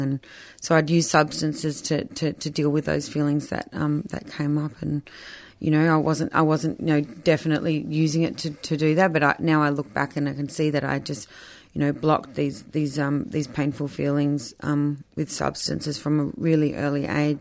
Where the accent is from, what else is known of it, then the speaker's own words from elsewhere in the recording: Melbourne, Victoria, Australia; also born or lived in Surf Coast, Victoria; so I grew up in Melbourne and then my parents did a bit of a sea change down the surf coast when I was sixteen